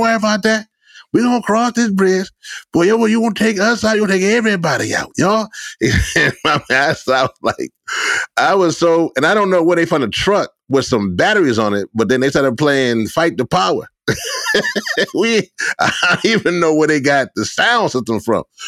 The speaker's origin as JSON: {"language": "English", "town": "Shreveport", "region": "Louisiana", "country": "United States", "tie": "born or raised there", "lives_now": "New Orleans, United States", "said": "I wasn't born in New Orleans. I was born in Shreveport, a little further up the boot"}